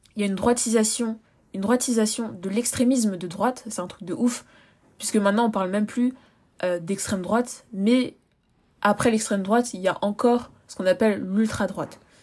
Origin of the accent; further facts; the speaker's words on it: France; I'm French, French, je suis française